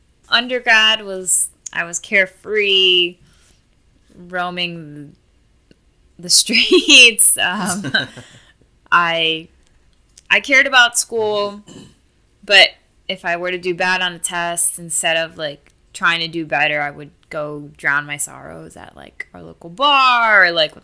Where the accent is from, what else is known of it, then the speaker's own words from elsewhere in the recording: Miami, Florida, United States; growing up in Miami too, I grew up with a lot of Hispanics